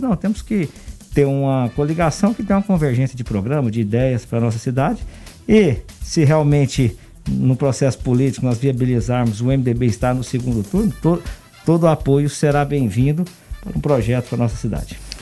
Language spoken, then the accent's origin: Portuguese; Anápolis, Goiás, Brazil; also born or lived in Ribeirão Preto / Campinas / Bauru; Sou anapolino, nasci em Anápolis em 1980